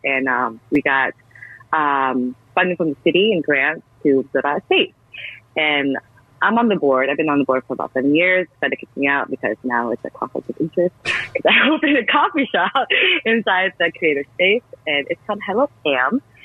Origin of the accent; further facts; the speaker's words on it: Seattle, Washington, United States; I was born and raised in Seattle, and we have such a crazy coffee culture here